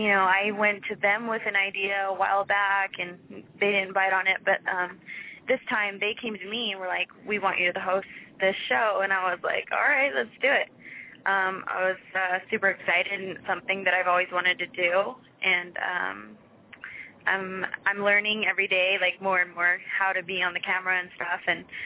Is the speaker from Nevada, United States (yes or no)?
yes; Las Vegas, Nevada, United States; It was pretty normal. We live like 25, 30 minutes from the Strip, so it was just normal living, And then as I got older is when I really started to notice, I live in Vegas and there's lots to do.